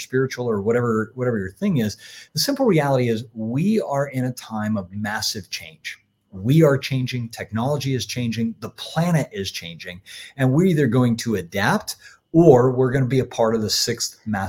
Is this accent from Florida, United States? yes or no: yes; Florida, United States; When I was a kid and I grew up in Florida